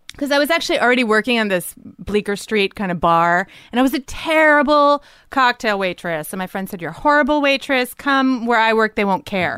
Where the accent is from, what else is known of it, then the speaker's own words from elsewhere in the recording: Livingston, New Jersey, United States; moved away; I grew up in Jersey.